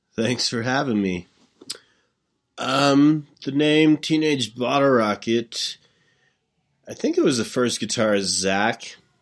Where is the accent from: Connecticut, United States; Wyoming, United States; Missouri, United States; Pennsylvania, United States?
Wyoming, United States; Growing up in Wyoming